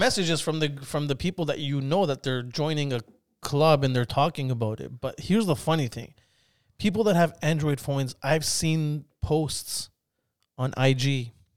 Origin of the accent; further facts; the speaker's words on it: Spain; now in Toronto, Canada; I grew up in Spain